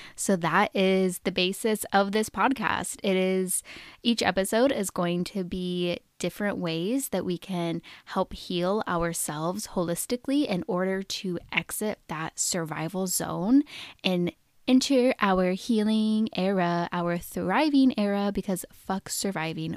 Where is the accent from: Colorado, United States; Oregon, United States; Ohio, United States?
Oregon, United States; I was born and raised in Oregon, and I have lived there most of my adult life.